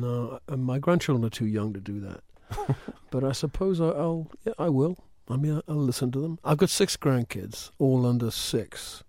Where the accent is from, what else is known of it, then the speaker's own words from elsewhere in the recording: Wallsend, North East England, United Kingdom; I was brought up in a place called Wallsend, which is halfway between the North Sea and Newcastle on Tyneside. It was a shipyard town. I was born within spitting distance of that shipyard.